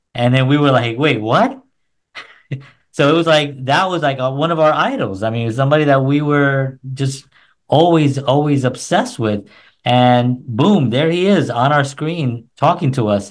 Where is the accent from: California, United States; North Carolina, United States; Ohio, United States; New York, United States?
New York, United States; New York City; also born or lived in New Jersey; now in Nashville, United States